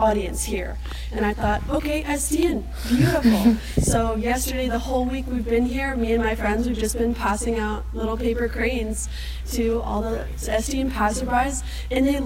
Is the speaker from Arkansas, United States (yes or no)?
no; Lakeland, Florida, United States; I go to George Jenkins High School, and I'm also from Lakeland, Florida